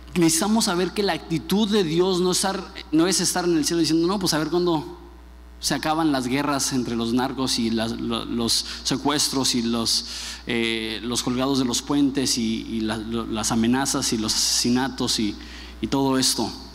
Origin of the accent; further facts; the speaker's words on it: Mexico; como buen mexicano